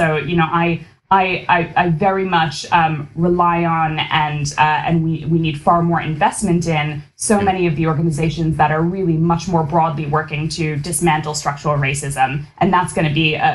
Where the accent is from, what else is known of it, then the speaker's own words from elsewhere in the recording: United States; a daughter of Indian immigrants growing up in America